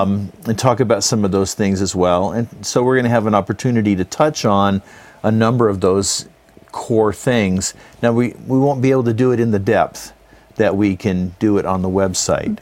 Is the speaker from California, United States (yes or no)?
yes; California, United States; also born or lived in Salt Lake City, Utah; born in Salt Lake, but I grew up in California